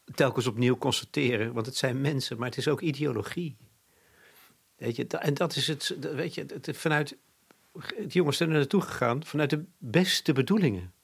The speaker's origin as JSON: {"language": "Dutch", "country": "Netherlands"}